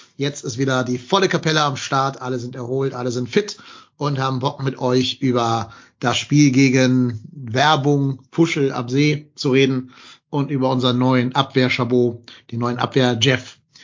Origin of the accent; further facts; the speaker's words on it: Hamburg, Germany; zurück in meine Heimat nach Hamburg